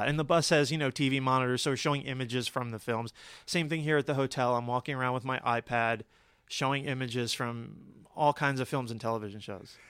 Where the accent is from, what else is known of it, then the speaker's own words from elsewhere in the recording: Cherry Hill, New Jersey, United States; moved away; I'm originally from outside of Philadelphia, from Cherry Hill, New Jersey